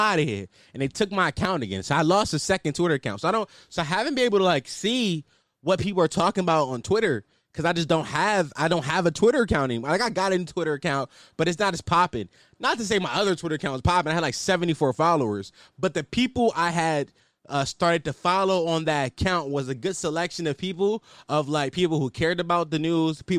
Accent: Philadelphia, Pennsylvania, United States; I'm from Philadelphia, Pennsylvania. You know, 215, City Brother Love, West Oak Lane to be exact, Uptown.

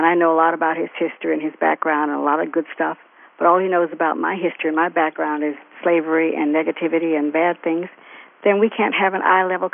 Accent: the South, United States; moved away; growing up in the South

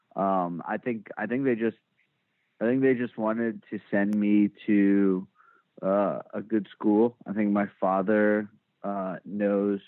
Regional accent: Richardson, Texas, United States; I was born born and raised in Dallas uh, in like the first suburb north uh, of the Dallas city limits called Richardson

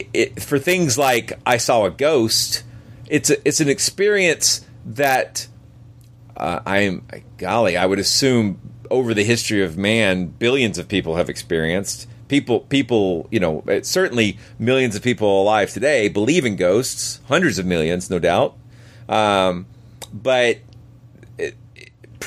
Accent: United States; about 70 miles from my hometown

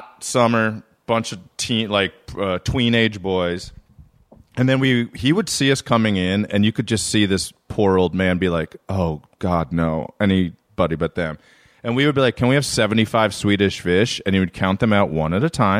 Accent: Reisterstown, Maryland, United States; moved away; I got no regrets growing up in old 21136.

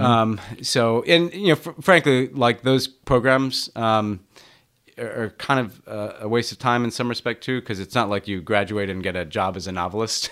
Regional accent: New York City, New York, United States; I grew up in New York City

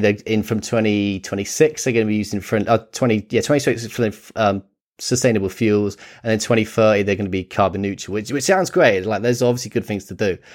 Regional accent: United Kingdom; growing up in Britain

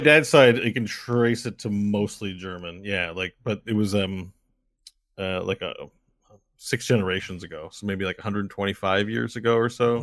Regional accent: Canada; we're as Canadian as Canadian gets in terms of surviving cold weather

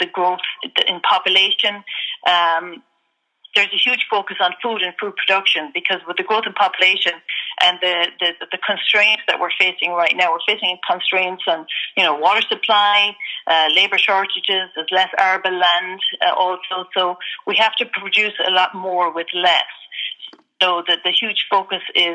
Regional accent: Ireland; I'm originally from Ireland, grew up in Ireland, went to college in Ireland

